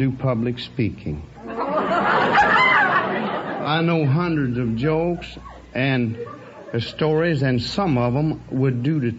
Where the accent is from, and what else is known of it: Texas, United States